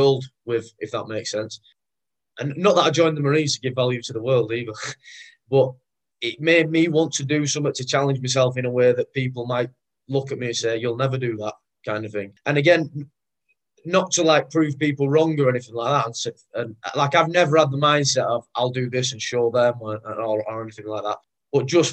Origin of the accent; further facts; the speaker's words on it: Rochdale, North West England, United Kingdom; I'm from Rochdale, which for those, you know, for those not from up this way, it's a small town, North Manchester.